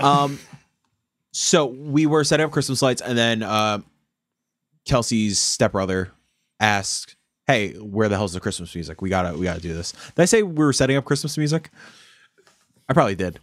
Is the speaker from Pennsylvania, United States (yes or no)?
no; Yonkers, New York, United States; we're growing up in Yonkers